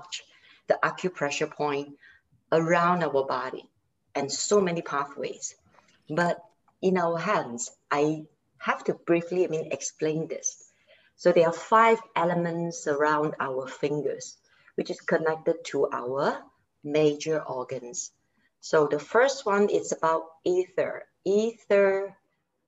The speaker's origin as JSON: {"language": "English", "country": "Malaysia", "said": "I'm from Malaysia and I'm a yoga instructor"}